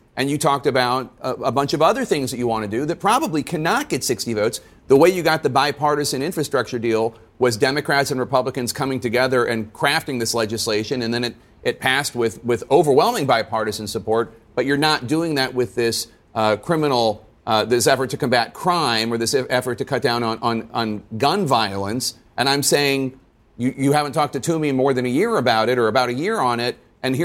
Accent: Philadelphia, Pennsylvania, United States; my hometown, Philadelphia.

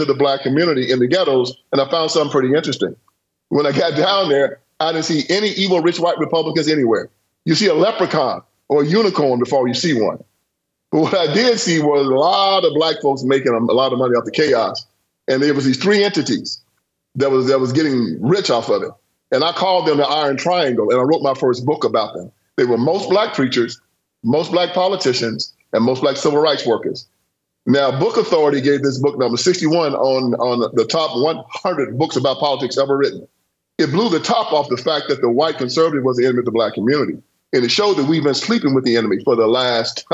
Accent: Haywood County, Tennessee, United States; I was born on a cotton plantation in Haywood County, Tennessee

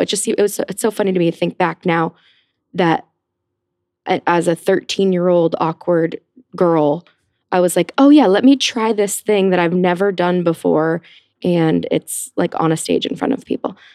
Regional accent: Cumming, Georgia, United States; also born or lived in Atlanta, Georgia; now in New York, United States; I grew up in Atlanta, Georgia

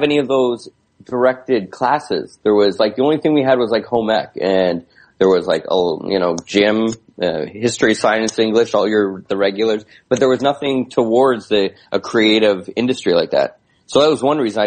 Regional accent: Hamilton, Ontario, Canada; I, grew up, born and raised in Hamilton

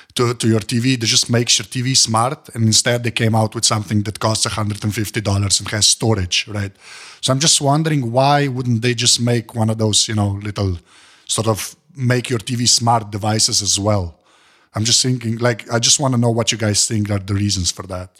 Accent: United States; I'm American

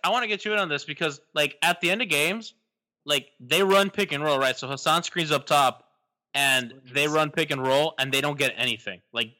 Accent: Kendall, Florida, United States; I grew up in Kendall.

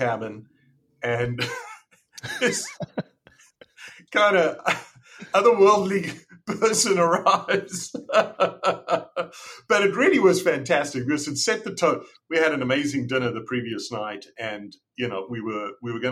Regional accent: South Africa; moved away as an adult; also born or lived in Canada; I grew up in South Africa

